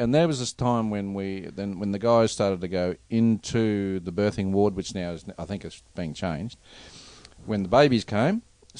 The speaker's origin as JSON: {"language": "English", "town": "Melbourne", "region": "Victoria", "country": "Australia", "tie": "born or raised there", "moved": "yes", "said": "city people, like I came from Melbourne here"}